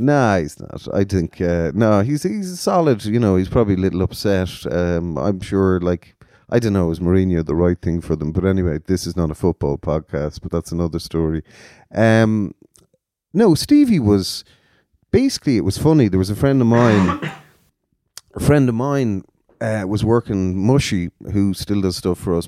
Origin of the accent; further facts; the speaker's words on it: Galway, Connacht, Ireland; now in Cork, Ireland; I'm from Galway